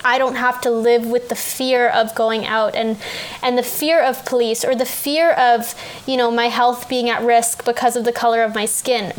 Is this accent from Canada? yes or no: yes; Canada; as a Canadian, I'm 20 now